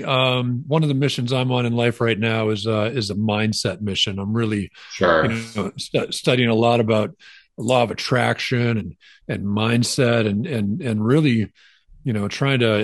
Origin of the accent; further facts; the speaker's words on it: Wisconsin, United States; I grew up knowing Kiwanis in Wisconsin